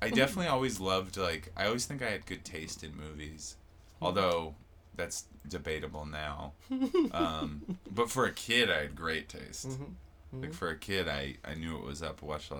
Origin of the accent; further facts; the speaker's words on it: Seattle, Washington, United States; moved away as an adult; also born or lived in Lake Tahoe / New York / Los Angeles; I'm from Seattle, and then I moved all over after high school, kind of back and forth. Like, I went to Tahoe right after high school